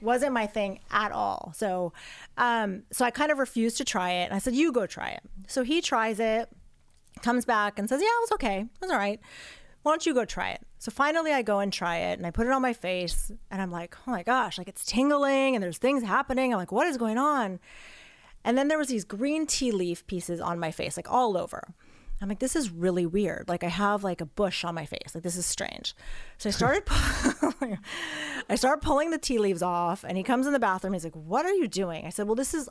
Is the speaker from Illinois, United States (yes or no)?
no; Los Angeles, California, United States; I grew up here in Los Angeles in the Valley